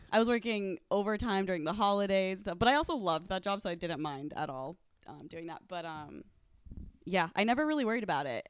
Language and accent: English; Omaha, Nebraska, United States; moved away; I'm from Nebraska